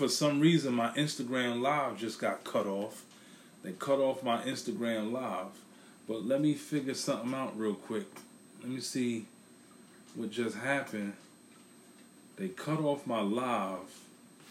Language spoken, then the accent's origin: English; New York City, New York, United States; now in Philadelphia, United States; I'm in Philadelphia, I'm from Brooklyn